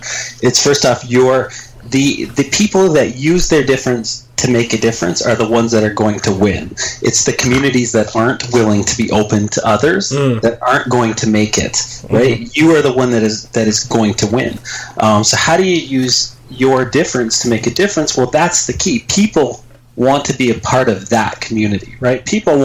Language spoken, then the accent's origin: English; Canada; I'm Canadian